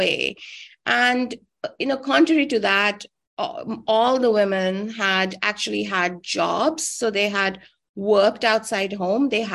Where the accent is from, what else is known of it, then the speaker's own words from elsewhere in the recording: New Delhi, Delhi, India; I grew up in New Delhi and I lived on the other end of the city